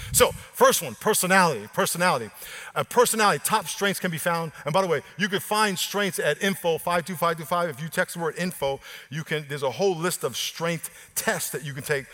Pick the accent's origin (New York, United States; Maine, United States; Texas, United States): New York, United States; moved away; I'm from New York